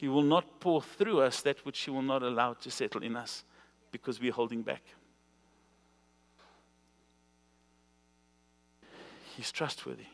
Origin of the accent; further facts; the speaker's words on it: South Africa; moved away; I'm from South Africa